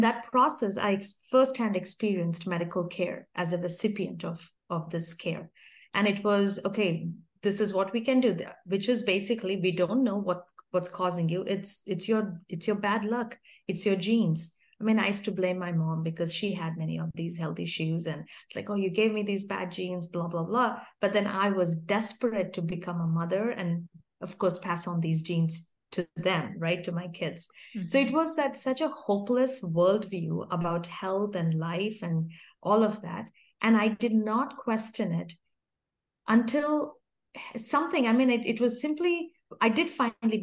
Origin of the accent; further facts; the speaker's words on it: India; moved away as an adult; I grew up in India, yeah, until I was 27, I lived in India